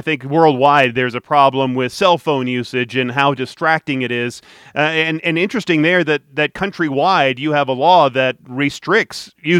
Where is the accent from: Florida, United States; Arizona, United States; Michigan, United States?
Michigan, United States; Detroit; Detroit, my hometown